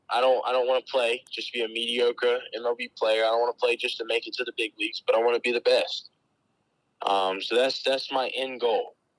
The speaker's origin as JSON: {"language": "English", "region": "North Carolina", "country": "United States", "tie": "born or raised there", "said": "growing up in North Carolina, I feel like we don't have anything near us at all"}